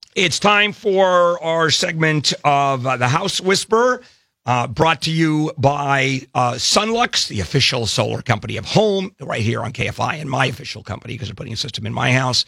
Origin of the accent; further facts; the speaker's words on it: Brazil; moved away; South America, where I was born in Brazil